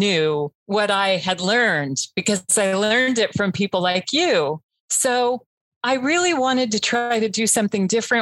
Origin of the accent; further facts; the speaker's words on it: Florida, United States; I grew up in Florida